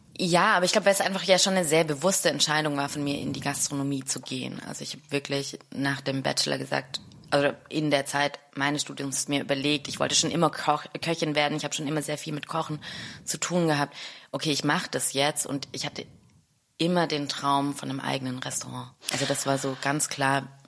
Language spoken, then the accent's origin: German; Stuttgart, Baden-Württemberg, Germany; moved away as an adult; also born or lived in Neukölln, Berlin; now in Berlin, Germany; ich bin Stuttgarterin